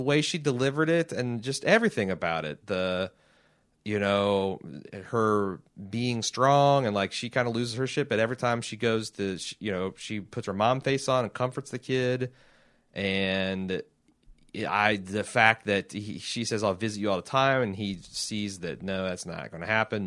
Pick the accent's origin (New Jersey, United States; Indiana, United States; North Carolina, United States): Indiana, United States; Indianapolis; I'm from Indianapolis